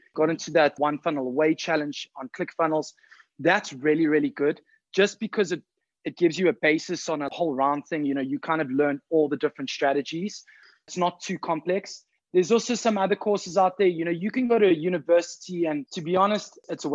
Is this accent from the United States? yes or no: no; South Africa; I'm from South Africa.